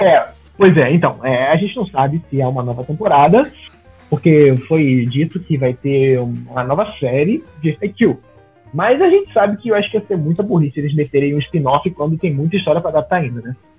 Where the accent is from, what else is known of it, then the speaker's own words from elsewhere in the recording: Rio de Janeiro, Brazil; Eu sou do Rio de Janeiro